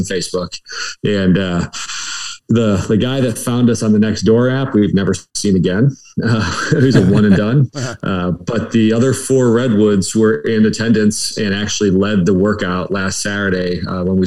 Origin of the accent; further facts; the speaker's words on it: Detroit, Michigan, United States; now in Florida, United States; I'm originally from the Detroit area